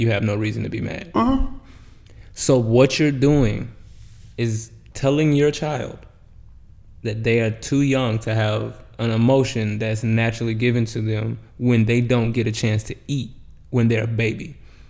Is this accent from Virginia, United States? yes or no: no; Florida, United States; Because growing up in the South, you don't understand boundaries until you hit like 25. In the age group of me, not like people that came after like my age group, because I'm 31. So when I was like 20, 21, if I was in Florida